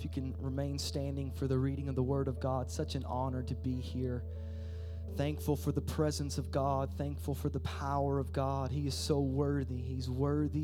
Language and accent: English; Eastern Kentucky, United States; I'm just a hillbilly from Eastern Kentucky